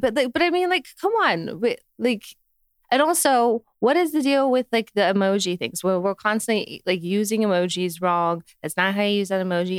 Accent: Utah, United States; I'm from Utah

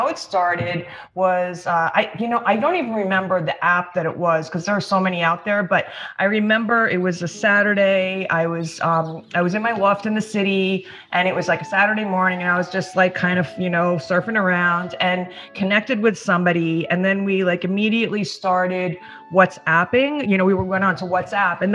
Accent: New York, United States; also born or lived in East Hampton; I'm from New York originally, but the last couple of years I've been out in East Hampton with since COVID. I've been spending more time out here at my house in East Hampton. So I'm a native New Yorker

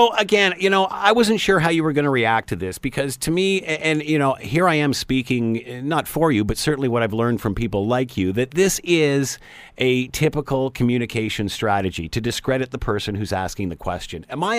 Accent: Canada; for being Canadian

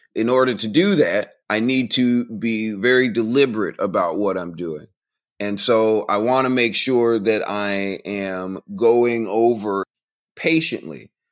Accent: Central Florida, United States; moved away as an adult; now in Texas, United States; I grew up in the country. I grew up out in Central Florida, out by the cornfields and the orange groves.

